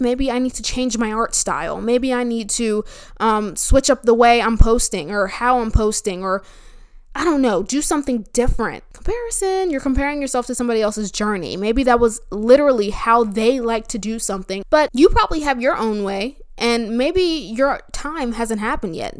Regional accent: New Jersey, United States; now in Florida, United States; I'm from New Jersey

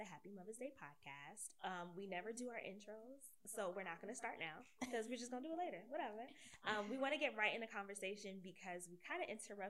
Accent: New Jersey, United States; moved away as an adult; also born or lived in Atlanta / Miami; now in Washington, DC, United States; I moved a lot. So, like, I grew up in New Jersey, I went to college in Atlanta, then I lived in Miami, and then I came to DC.

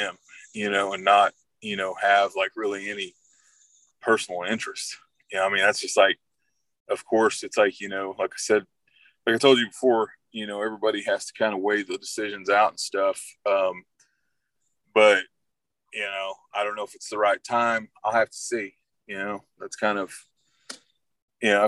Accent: Wilburton, Oklahoma, United States; also born or lived in Texas; I grew up down in Southeast Oklahoma, mainly down in Wilburton

